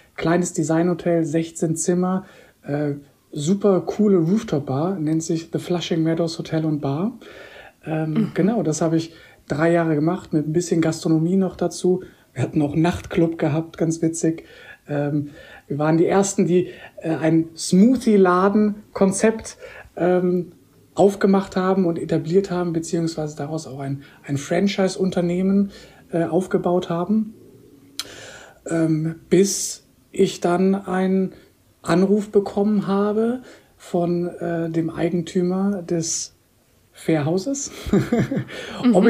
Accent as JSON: {"language": "German", "town": "Koblenz", "region": "Rhineland-Palatinate", "country": "Germany", "tie": "born or raised there", "also_born_or_lived": "Munich / Switzerland / Bahrain", "moved": "as an adult", "said": "bin tatsächlich auch hier in Koblenz groß geworden, zur Schule gegangen. Also ich bin 2019 wieder zurück in meine Heimat gekommen"}